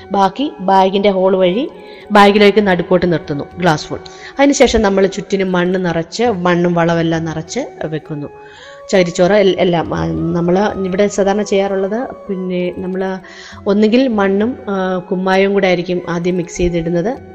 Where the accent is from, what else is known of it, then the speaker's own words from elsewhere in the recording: Peringanad, Kerala, India; now in Adoor, India; പെരിങ്ങനാട് തൃച്ചേന്തമംഗലം ക്ഷേത്രത്തിന് സമീപം കാർഷിക പാരമ്പര്യമുള്ള ഒരു കുടുംബത്തിലാണ് ഞാൻ ജനിച്ചത്